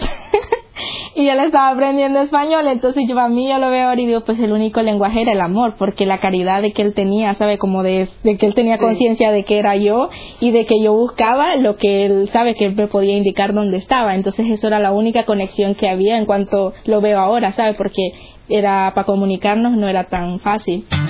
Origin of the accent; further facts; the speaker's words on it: Nicaragua; moved away; soy de Nicaragua